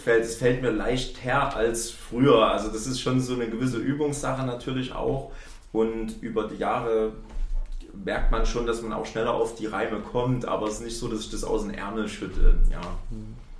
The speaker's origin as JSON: {"language": "German", "town": "Chemnitz", "region": "Saxony", "country": "Germany", "said": "Ich komme hier aus Chemnitz"}